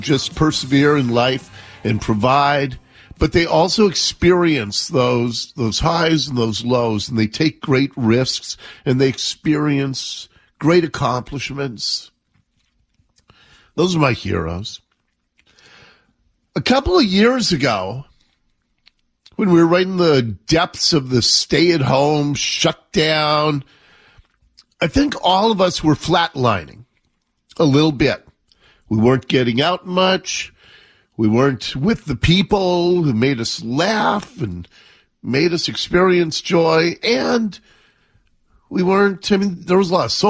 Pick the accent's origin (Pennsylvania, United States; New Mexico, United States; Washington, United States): Washington, United States; Seattle; when I was a kid growing up in Ballard